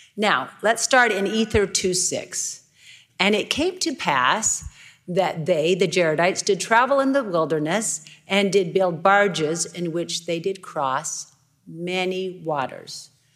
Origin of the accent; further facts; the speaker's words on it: Idaho, United States; I'm from Idaho